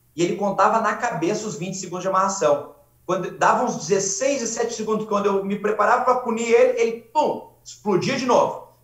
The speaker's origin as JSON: {"language": "Portuguese", "town": "Rio Pardo", "region": "Rio Grande do Sul", "country": "Brazil", "moved": "as an adult", "lives_now": "Abu Dhabi, United Arab Emirates", "said": "Eu sou de Rio Pardo, é a 150 quilômetros de Porto Alegre"}